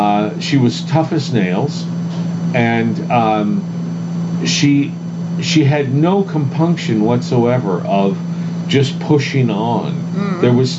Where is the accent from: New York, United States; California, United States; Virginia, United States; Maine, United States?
Maine, United States; Bangor; You know, growing up in Maine, Bangor, Maine, and understanding what it was like to not know where you're going to get your next meal.